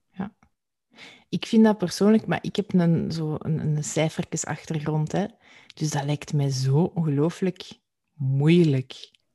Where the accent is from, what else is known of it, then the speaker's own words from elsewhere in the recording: Flanders, Belgium; als Vlaming